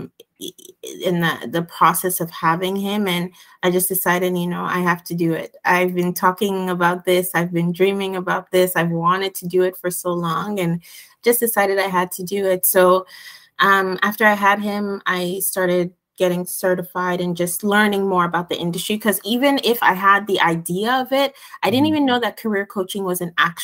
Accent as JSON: {"language": "English", "town": "Montreal", "region": "Quebec", "country": "Canada", "tie": "born or raised there", "said": "I grew up in Montreal. So, and my parents are originally from Ghana, although I was born here"}